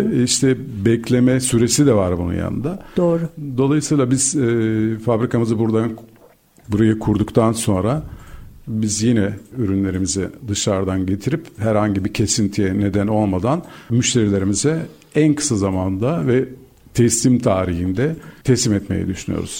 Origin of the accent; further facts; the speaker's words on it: Turkey; bir Türk olarak